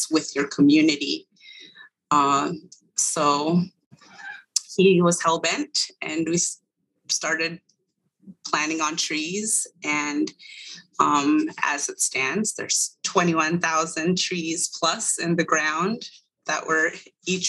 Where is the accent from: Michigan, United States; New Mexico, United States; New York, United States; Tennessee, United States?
New Mexico, United States; Eastern Agency of the Navajo Reservation, northwest; moved away; I am originally from the Eastern Agency of the Navajo Reservation in what would be considered the northwest corner of New Mexico